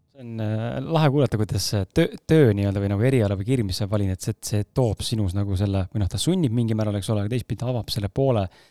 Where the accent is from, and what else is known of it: Estonia